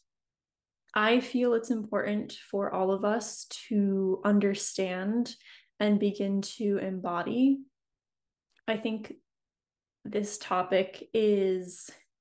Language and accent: English; New England, United States; moved away as an adult; now in San Diego, United States; But I'm an East Coast girl. I grew up in New England, so you know, that's where I'm from